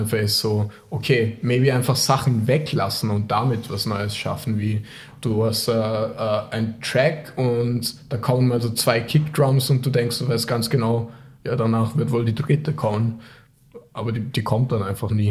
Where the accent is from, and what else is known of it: Vorarlberg, Austria; born or raised there; moved away; also born or lived in Tokyo, Japan